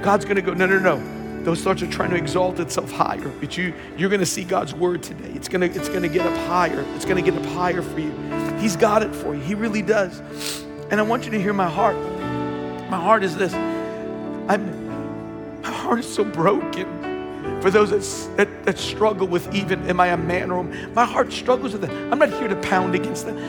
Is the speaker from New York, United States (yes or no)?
yes; Long Island, New York, United States; I grew up on Long Island